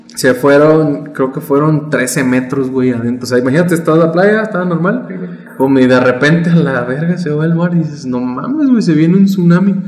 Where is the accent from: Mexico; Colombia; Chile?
Mexico; somos mexicanos